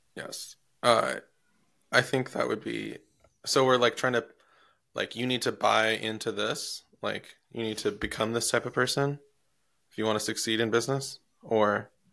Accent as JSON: {"language": "English", "region": "Iowa", "country": "United States", "tie": "born or raised there", "moved": "yes", "said": "I'm from Iowa"}